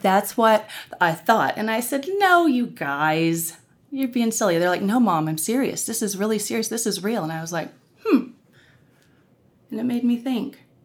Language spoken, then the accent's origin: English; Norman, Oklahoma, United States; I grew up in Norman, Oklahoma